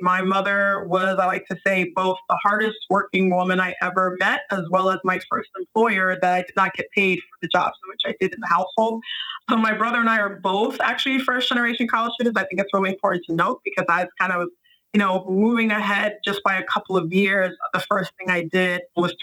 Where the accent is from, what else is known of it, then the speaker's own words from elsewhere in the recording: New York City, New York, United States; moved away; also born or lived in Bronx / Washington Heights / Northern New Jersey / Philadelphia; I was born in New York City